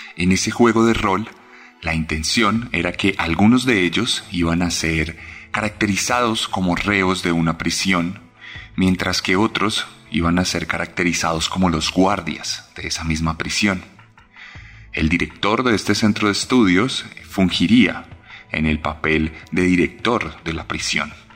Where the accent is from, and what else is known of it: Colombia